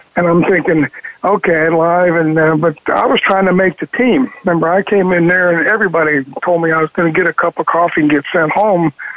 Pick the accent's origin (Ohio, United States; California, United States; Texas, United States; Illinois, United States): Ohio, United States; Ravenna; I grew up in Northeast Ohio